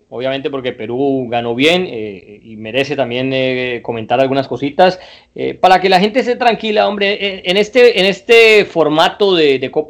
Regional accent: Colombia; nosotros en Colombia

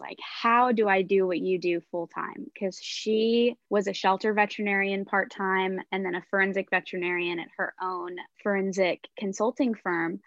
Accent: Texas, United States; moved away as an adult; also born or lived in Oklahoma; now in Gainesville, United States; I was originally from Texas

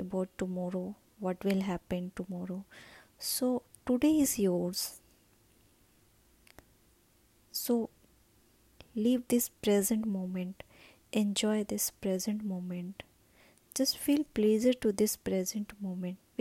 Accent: India; I'm from India

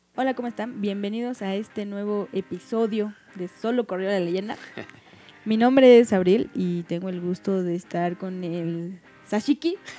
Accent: Mexico; la mayoría de los mexicanos venimos de Puebla

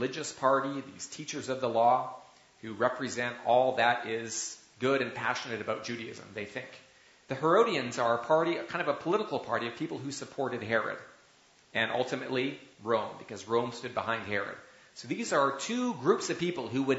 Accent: Canada; as a Canadian

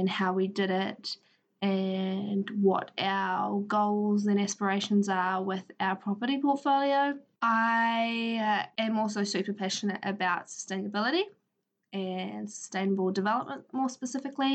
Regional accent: Palmerston North, Manawatū-Whanganui, New Zealand; now in Feilding, New Zealand; I grew up in Palmerston North, in the Manawatu, New Zealand

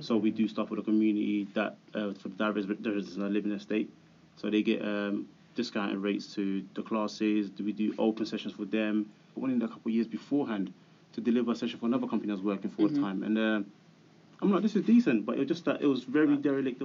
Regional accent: London, United Kingdom; we grew up in Hackney, started a business in Hackney

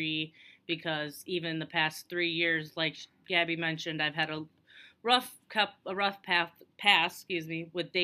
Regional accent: Minnesota, United States; now in Iowa, United States; I'm from Minnesota originally.

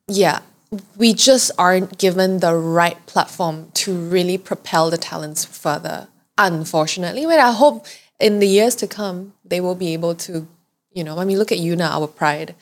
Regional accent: Malaysia; I'm so proud about being Malaysian

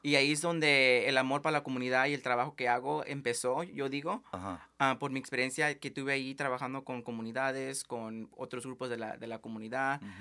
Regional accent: Tri-Cities, Washington, United States; moved away as an adult; now in Seattle, United States; nací aquí en Tri-Cities, en el este de, Washington

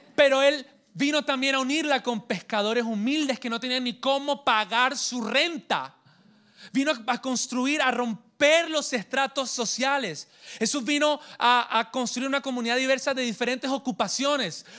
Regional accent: Colombia; also born or lived in Santa Marta / Miami; Yo soy colombiano de nacimiento

